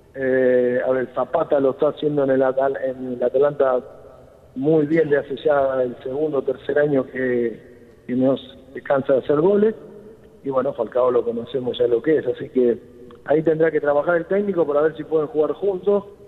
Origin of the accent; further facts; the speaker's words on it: Argentina; cómo somos los argentinos